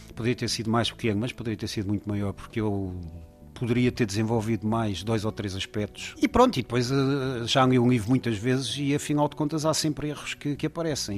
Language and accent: Portuguese; Portugal; born or raised there